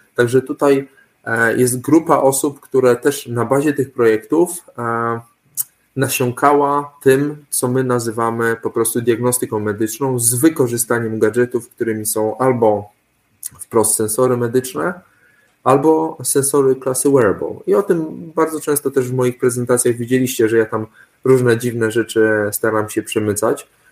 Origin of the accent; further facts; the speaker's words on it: Suwałki Region, Podlaskie Voivodeship, Poland; ja pochodzę z Suwalszczyzny